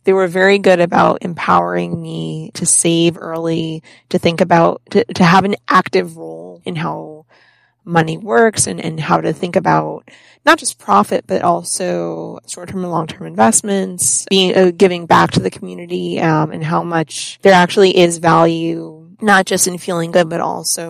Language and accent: English; Connecticut, United States; also born or lived in Florida / New York / Boston; now in Rhode Island, United States; I'm originally from Connecticut. I lived in Florida for 9 years. I lived in New York. I've lived in Boston for a decade, and we just bought a house in Rhode Island.